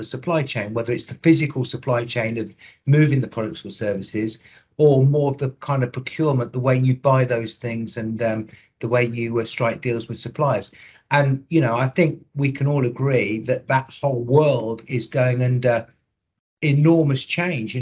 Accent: Coventry, West Midlands, United Kingdom; accent: Midlands; will detect a Midlands accent. So I was born in Coventry

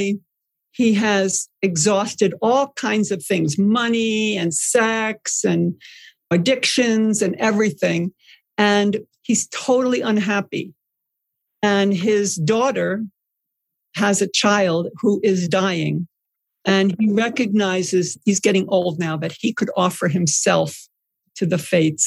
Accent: Long Island, New York, United States; I grew up on Long Island.

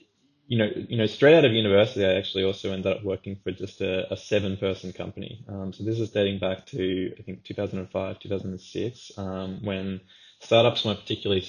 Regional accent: Australia; as an Australian who wanted to continue to sort of live in Australia at the time

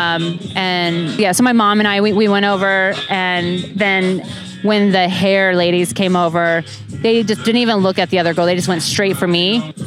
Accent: Kansas City, United States; I'm from Kansas City.

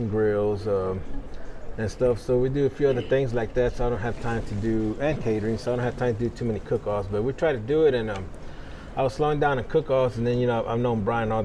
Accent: San Marcos, Texas, United States; I'm here from San Marcos. I've been here all my 25 years

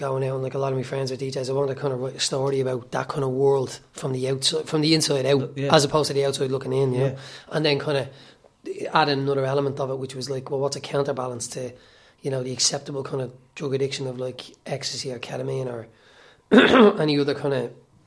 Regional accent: Ireland; accent: working class

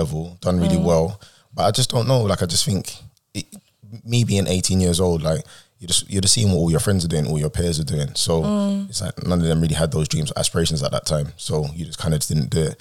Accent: London, United Kingdom; I'm from a place called Peckham

